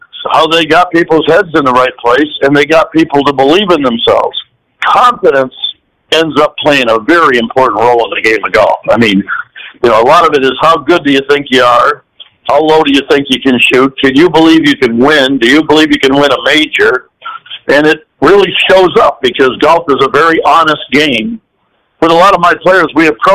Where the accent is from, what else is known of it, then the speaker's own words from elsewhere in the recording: Rutland, Vermont, United States; moved away; my hometown, a small town in Vermont, Rutland, Vermont.